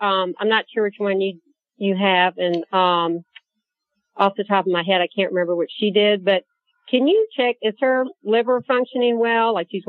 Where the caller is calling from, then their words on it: Nashville, Tennessee, United States; I am in Nashville, but right now she's in Jackson Hole, Wyoming.